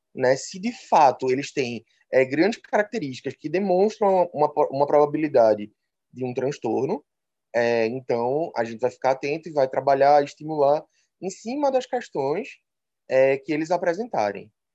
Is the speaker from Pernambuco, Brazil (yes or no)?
yes; Recife, Pernambuco, Brazil; pelo sotaque já dá para perceber, sou de Recife